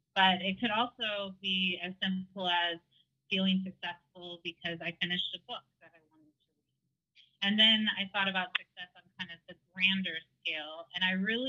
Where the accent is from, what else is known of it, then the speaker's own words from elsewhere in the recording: San Francisco Bay Area, Northern California, United States; I'm from the San Francisco Bay Area in Northern California